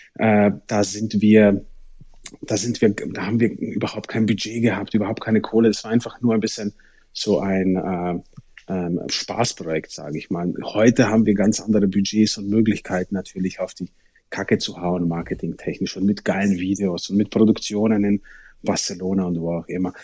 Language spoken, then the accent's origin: German; Germany; bei uns in Deutschland